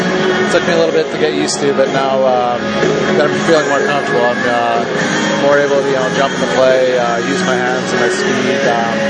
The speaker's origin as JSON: {"language": "English", "region": "California", "country": "United States", "tie": "born or raised there", "said": "Yeah, the Ontario Reign, they're about 15 minutes from my hometown, so we go play them. It's like a home game for me."}